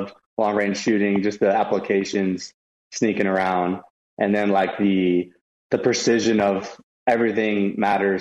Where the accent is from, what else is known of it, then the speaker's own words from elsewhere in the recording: Orange County, California, United States; I grew up in Orange County